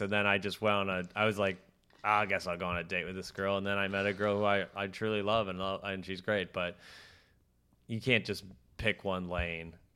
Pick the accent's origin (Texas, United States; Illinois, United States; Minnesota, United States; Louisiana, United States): Minnesota, United States; Minneapolis; moved away; I'm from Minneapolis